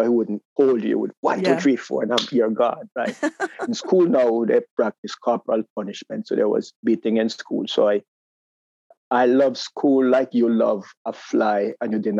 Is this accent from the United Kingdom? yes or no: no; Jamaica; moved away as an adult; also born or lived in New York; now in United States; growing up in Jamaica